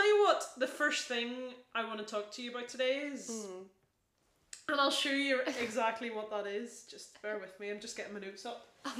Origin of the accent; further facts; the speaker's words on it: United Kingdom; as British people, we love tea.